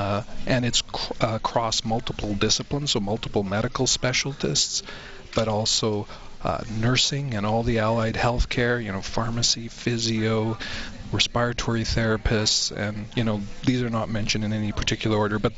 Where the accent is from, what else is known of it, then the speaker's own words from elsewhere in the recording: Canada; One of the defining features of being a Canadian is our universal access healthcare system.